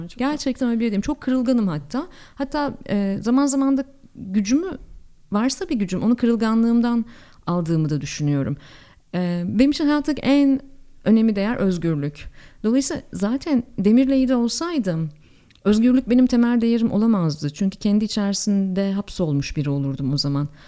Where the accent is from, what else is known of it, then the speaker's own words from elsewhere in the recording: Ankara, Turkey; Ankaralıyım biliyorsunuz efendim biz su birikintisi gördüğümüzde deniz zannedebiliriz